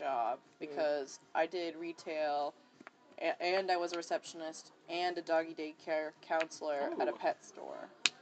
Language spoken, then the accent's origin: English; Winter Park, Florida, United States; now in China; I'm from Florida.